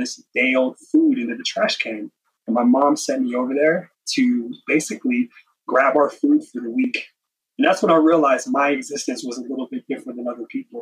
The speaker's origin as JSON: {"language": "English", "town": "Las Vegas", "region": "Nevada", "country": "United States", "tie": "born or raised there", "said": "Eastside Las Vegas to where I grew up"}